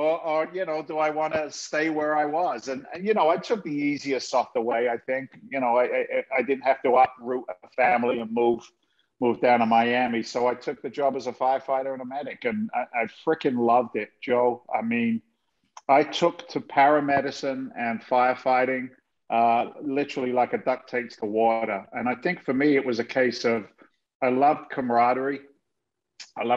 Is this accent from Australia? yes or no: no; South of England, United Kingdom; moved away as an adult; also born or lived in London / Boston area, Massachusetts, United States; now in Massachusetts, United States; I was born in London. I was raised in the south of England in an incredibly blue-collar family.